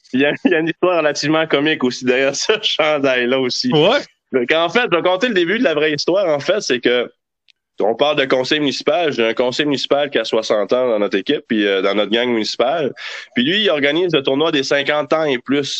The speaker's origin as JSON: {"language": "French", "area": "Gaspésie", "region": "Quebec", "country": "Canada", "said": "je suis gaspésien"}